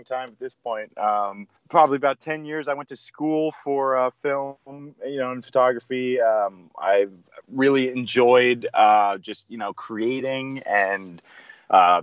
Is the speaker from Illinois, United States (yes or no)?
no; Winter Park, Florida, United States; moved away as an adult; also born or lived in Sarasota, Florida; now in Asheville, United States; So I grew up in Orlando, in Winter Park, and I was there for about maybe 10 years